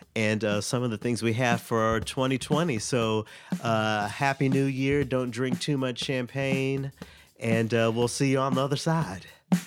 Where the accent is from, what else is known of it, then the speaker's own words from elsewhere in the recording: Tennessee, United States; my home state of Tennessee